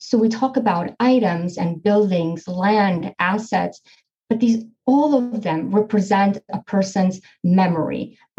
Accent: Poland; moved away; I come from Poland originally. I was partially raised in Poland.

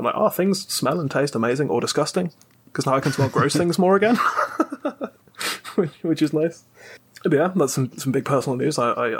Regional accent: Birmingham, West Midlands, United Kingdom; accent: Birmingham; me with my Birmingham accent.

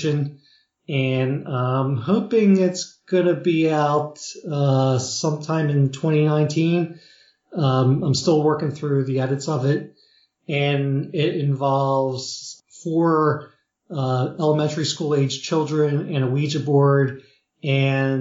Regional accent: Philadelphia, Pennsylvania, United States; I grew up in Philadelphia

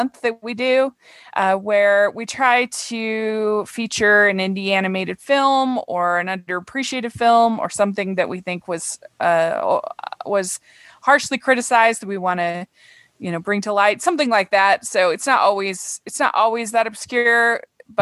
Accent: Utah, United States; I'm a conservative from Utah

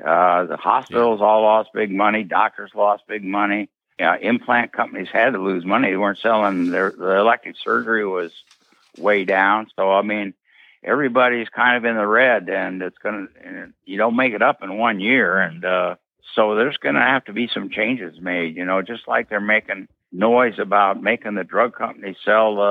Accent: Iowa, United States; moved away; I was a kid that growing up in Iowa

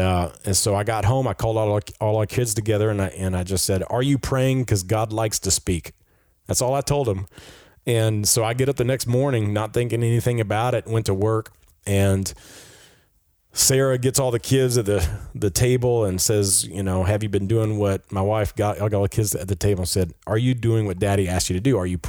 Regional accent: Peru; And I grew up with him in Peru.

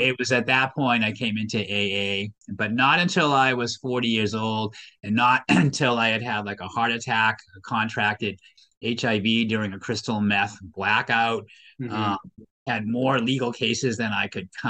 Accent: Waltham, Massachusetts, United States; I'm originally from this state. I grew up in Waltham

